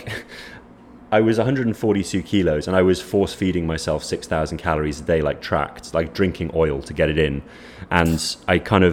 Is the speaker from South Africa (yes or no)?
no; Wales, United Kingdom; now in Lisbon, Portugal; I grew up in Wales